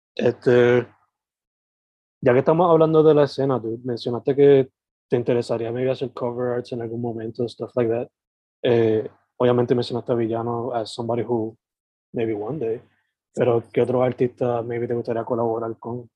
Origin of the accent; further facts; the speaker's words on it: Sabana Grande, Puerto Rico; now in San Juan metro area, Puerto Rico; yo soy originalmente de Sabana Grande San Germán y ahora vivo en el área metro